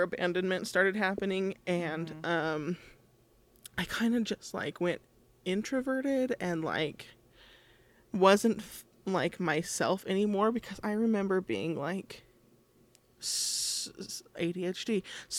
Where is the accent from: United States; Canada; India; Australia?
United States; Monroe, Utah; also born or lived in Cedar City, Utah / Richfield, Utah; when I was 6 years old, I moved from Cedar City to Monroe